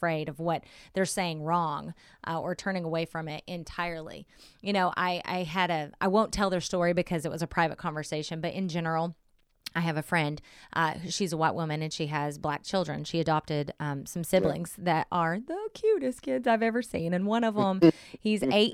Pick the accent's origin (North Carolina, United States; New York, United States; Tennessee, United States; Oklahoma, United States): Oklahoma, United States; Southern; now in Bay Area, United States; I grew up in a very whitewashed town in Southern Oklahoma